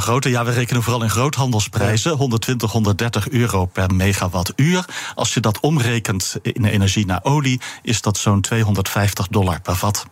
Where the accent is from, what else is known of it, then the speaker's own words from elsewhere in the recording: Netherlands; als Europeaan en als Nederlander